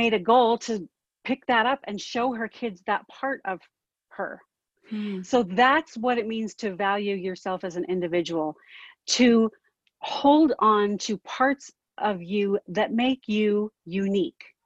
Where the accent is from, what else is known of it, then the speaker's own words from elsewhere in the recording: Southern California, United States; moved away; I grew up in Southern California